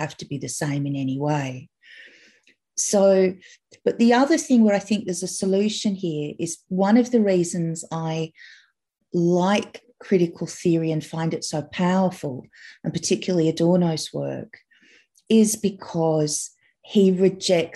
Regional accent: Australia; I'm Australian.

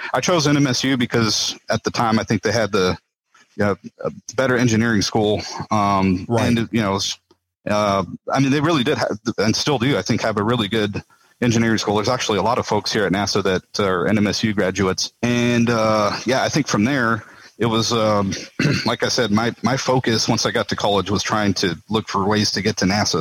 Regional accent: Las Cruces, New Mexico, United States; now in Houston, United States; I was born and raised in Las Cruces, New Mexico

